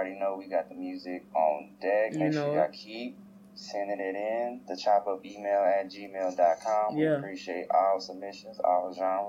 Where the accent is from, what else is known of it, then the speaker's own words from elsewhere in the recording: Fayetteville, North Carolina, United States; I'm from Fayetteville, North Carolina, so him and … are cool.